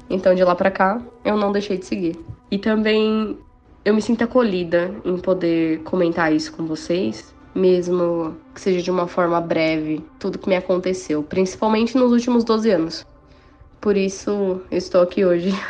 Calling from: São Paulo, Brazil; eu sou de São Paulo, capital.

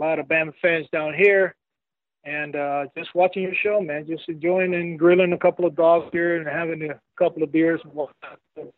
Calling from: Medellin, Antioquia, Colombia

